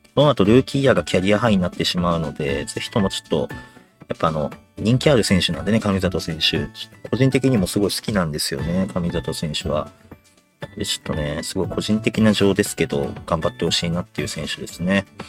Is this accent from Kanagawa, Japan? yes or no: yes; Yokohama, Kanagawa, Japan; 僕、親父も僕、まあ、横浜出身なんですけども